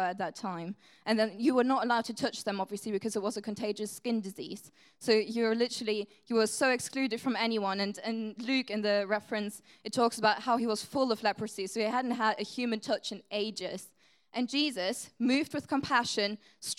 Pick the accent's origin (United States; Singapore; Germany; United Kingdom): Germany; first language German; English is a second language; moved away; English is not my first language. I'm from Germany